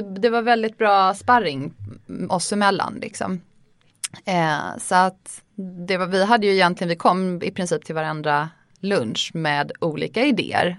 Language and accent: Swedish; Lund, Skåne, Sweden; accent: försiktig dialekt; jag växte upp i Lund, gick i skola där